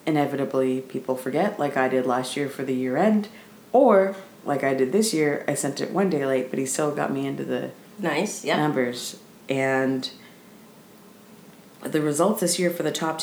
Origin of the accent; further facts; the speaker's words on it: Canada; We're Canadian